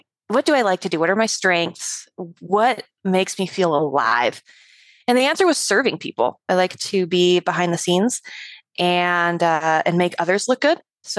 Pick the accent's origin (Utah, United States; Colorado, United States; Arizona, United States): Colorado, United States; moved away as an adult; now in Montana, United States; I actually grew up in Colorado, kind of a small town, mountain town.